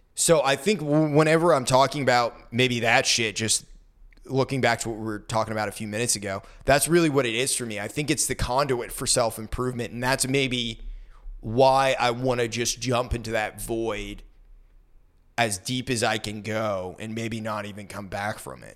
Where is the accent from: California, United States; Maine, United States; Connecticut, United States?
Maine, United States; moved away as an adult; I graduated and moved away from Maine